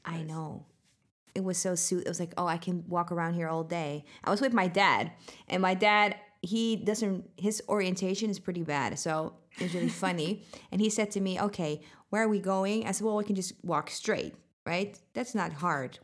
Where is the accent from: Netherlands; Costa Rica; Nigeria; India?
Netherlands; moved away; also born or lived in Sweden; from the Netherlands.